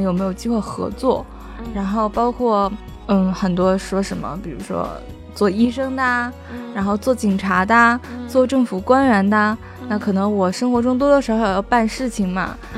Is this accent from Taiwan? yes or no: no; Northeast China, China; 因为我是东北人啊